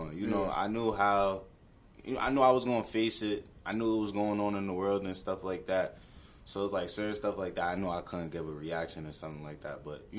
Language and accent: English; New York City, New York, United States; They know I'm from Brooklyn and stuff like that. Yeah. They know where I'm from in Brooklyn.